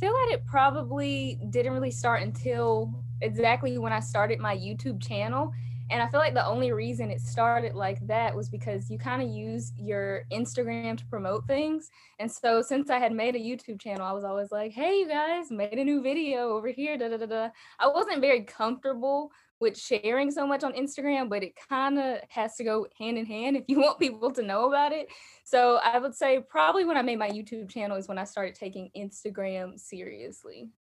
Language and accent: English; Alabama, United States; I'm from Alabama. You guys can probably hear that in my accent.